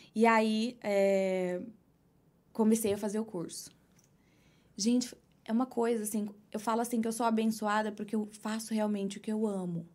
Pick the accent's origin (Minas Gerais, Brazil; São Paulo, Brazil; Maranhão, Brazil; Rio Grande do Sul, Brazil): São Paulo, Brazil; São Bernardo do Campo; moved away as an adult; now in New York, United States; sou de São Paulo, nasci na Lapa. Uhum. Passei a maior parte da minha vida no ABC, São Bernardo do Campo